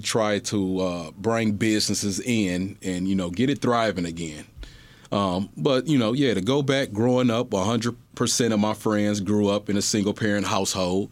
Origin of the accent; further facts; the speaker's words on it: Pontiac, Michigan, United States; I was born in Pontiac, Michigan.